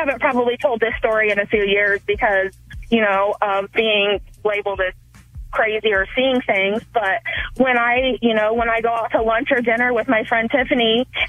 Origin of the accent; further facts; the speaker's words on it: Indiana, United States; we're from Indiana, and there's cornfields everywhere.